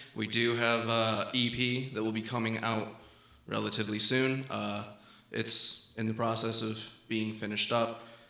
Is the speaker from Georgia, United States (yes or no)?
no; central Michigan, United States; I'm from like the dead center of Michigan. There's no cities really to speak of around me. I'm in the woods.